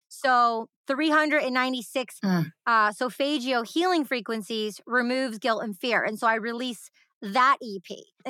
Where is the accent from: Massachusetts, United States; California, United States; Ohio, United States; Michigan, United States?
Michigan, United States; Detroit; I grew up in the Detroit electronic music underground scene